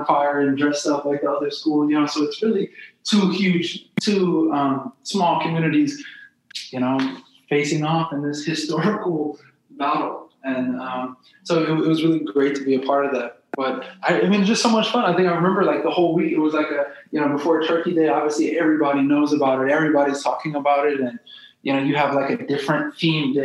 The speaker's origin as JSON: {"language": "English", "town": "St. Louis", "region": "Missouri", "country": "United States", "tie": "born or raised there", "said": "I'm a city kid, you know, so I grew up in South St. Louis"}